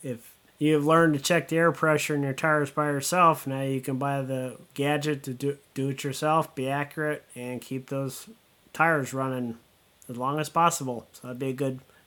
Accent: Southern California, United States; when I was a kid growing up in Southern California

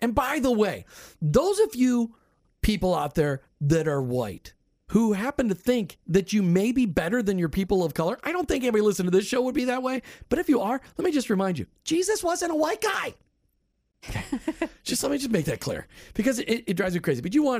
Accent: Minnesota, United States; But maybe it's because I grew up in Minnesota and color didn't mean anything because everybody was just frozen in blue.

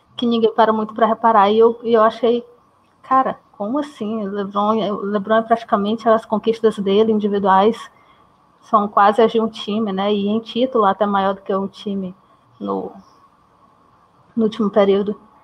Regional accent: interior of Maranhão, Brazil; eu sou do Maranhão, do interior do Maranhão, então aqui é meio afastado

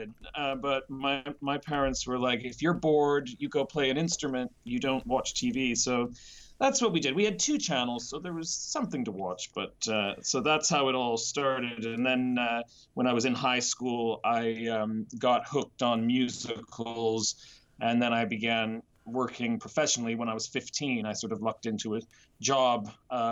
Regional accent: Nova Scotia, Canada; also born or lived in Vancouver; now in London, United Kingdom; I'm originally from a small city in Nova Scotia, Canada, which is on the eastern coast

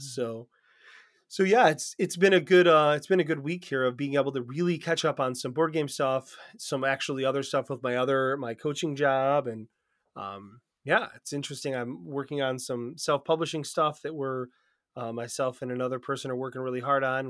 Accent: United States; we're from America

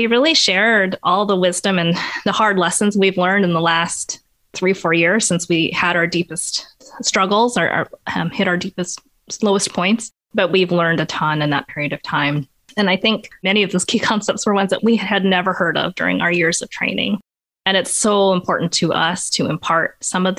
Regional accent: Portland, Oregon, United States; also born or lived in Rhode Island; I grew up in Portland, Oregon, so I was born here

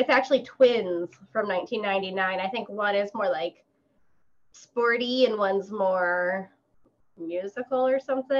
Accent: St. Paul, Minnesota, United States; I am from St. Paul, where … is from that area, too.

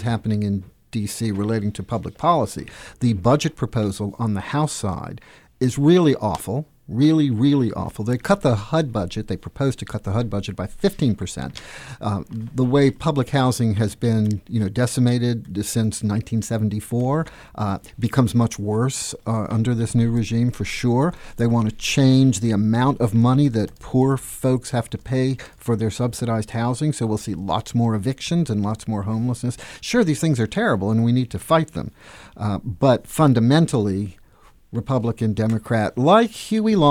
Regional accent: United States; born or raised there

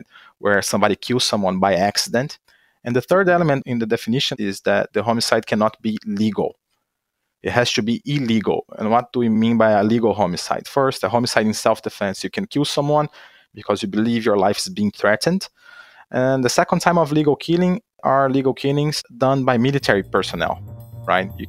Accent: Minas Gerais, Brazil; moved away as an adult; also born or lived in Maryland, United States / Austria; now in Florida, United States; I'm originally from Brazil

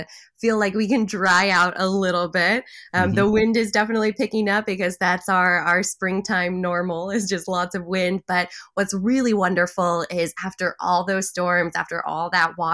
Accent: Pacific Northwest, United States; moved away; I have a lot of friends and family up in that area growing up in the Pacific Northwest

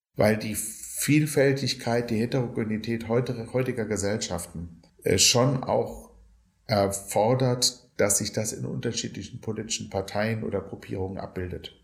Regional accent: Germany; Ich als Deutscher

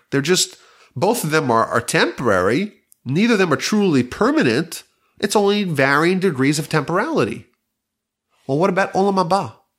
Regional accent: New York, United States; now in Houston, United States; I remember growing up in New York, it was always very cold in the Sukkah.

